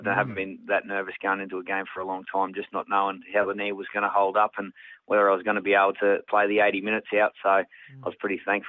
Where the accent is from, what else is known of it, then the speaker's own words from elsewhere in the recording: Queensland, Australia; If I had a shirt on at all, it was quite hot up in North Queensland. So, some great photos of growing up in North Queensland.